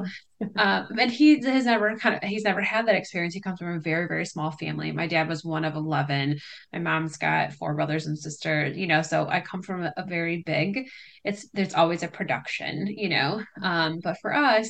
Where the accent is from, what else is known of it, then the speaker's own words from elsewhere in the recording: Livonia, Michigan, United States; I am from Livonia, Michigan, so about 20 minutes outside of Detroit